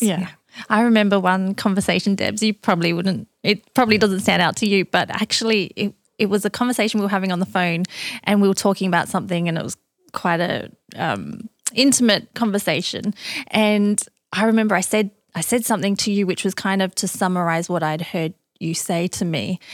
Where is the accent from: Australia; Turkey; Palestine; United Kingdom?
Australia; now in United States; being Australian, living in America